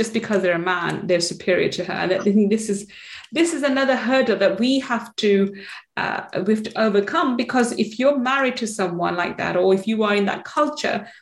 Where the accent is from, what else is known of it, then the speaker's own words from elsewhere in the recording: London, United Kingdom; also born or lived in Manchester; I was born in Manchester. I grew up in London, East London